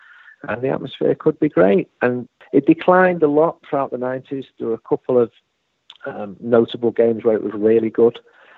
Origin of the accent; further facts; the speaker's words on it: Manchester, North West England, United Kingdom; when I grew up in Manchester, I didn't feel I was growing up in a rich country